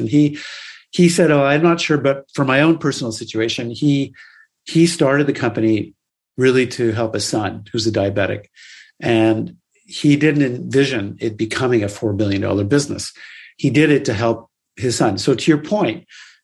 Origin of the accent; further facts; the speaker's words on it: Canada; growing up in Canada